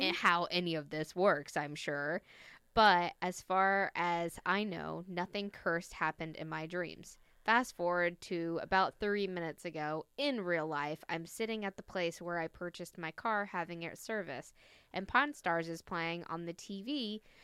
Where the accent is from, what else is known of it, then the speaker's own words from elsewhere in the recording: the South, United States; I'm from the South.